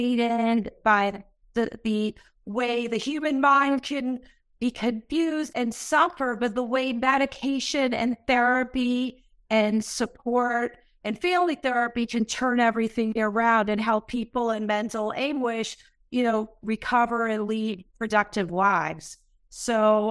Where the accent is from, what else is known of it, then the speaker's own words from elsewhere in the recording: Massachusetts, United States; I grew up in Massachusetts